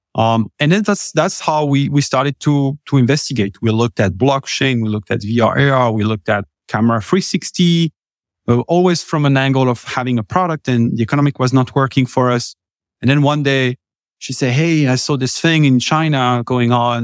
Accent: France; accent: French; English is a second language; moved away as an adult; now in United States; originally from France, uh, been, uh, here in the U S for the last, what, tell, eleven years

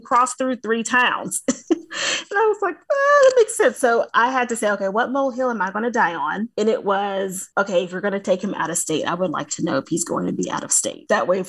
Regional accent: the South, United States; accent: Southern; So I'm from the South, for the listeners, if they aren't able to hear the accent, but I'm from the South, y'all.

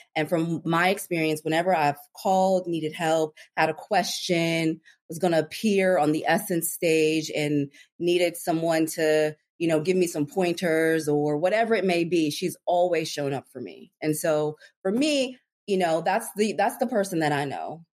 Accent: Anchorage, Alaska, United States; moved away as an adult; also born or lived in Washington, D.C. / Los Angeles; I grew up in Anchorage, Alaska

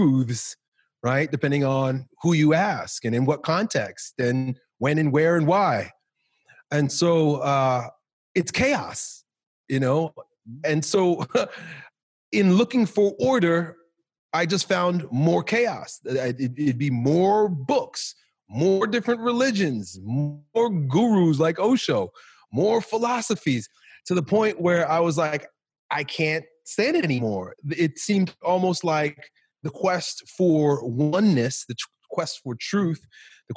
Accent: Long Island, New York, United States; growing up in Long Island, New York

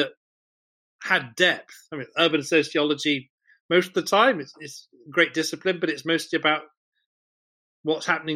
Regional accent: England, United Kingdom; as a English school kid

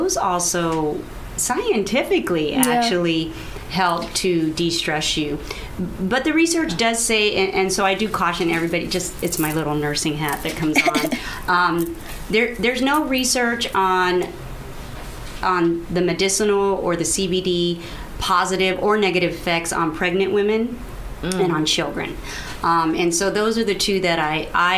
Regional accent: El Paso, Texas, United States; I grew up in El Paso, Texas

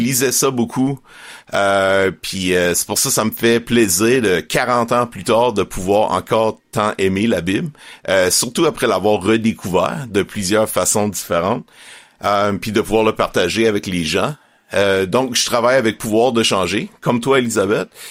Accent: Estrie, Quebec, Canada; moved away as an adult; now in Montreal, Canada; j'ai grandi en Estrie

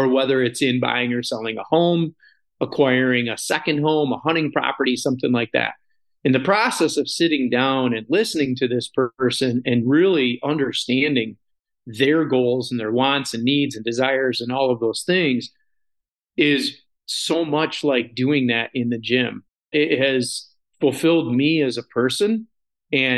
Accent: Sanford, Michigan, United States; my hometown of Sanford / Midland County

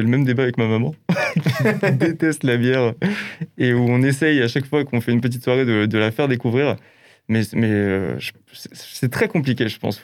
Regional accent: Alsace, Grand Est, France; born or raised there

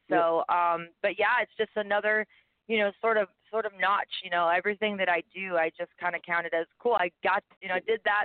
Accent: Southfield, Michigan, United States; also born or lived in Detroit, Michigan; now in Nashville, United States; I was born in Southfield, Michigan, which is just the next town north of Detroit

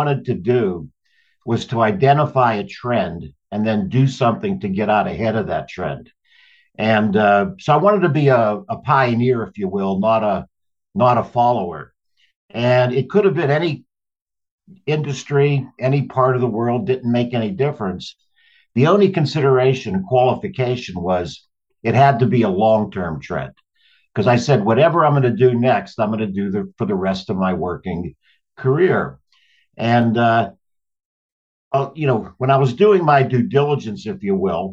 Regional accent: Pittsburgh, Pennsylvania, United States; moved away as an adult; I grew up in Pittsburgh, went on to Yale.

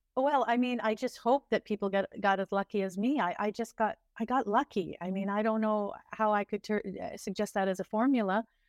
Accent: Ontario, Canada; now in India; I'm from Ontario, uh, Canada

